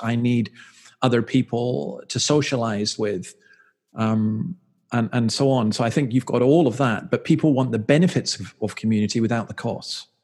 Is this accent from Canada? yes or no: no; Scotland, United Kingdom; moved away as an adult; now in Australia; I'm from Scotland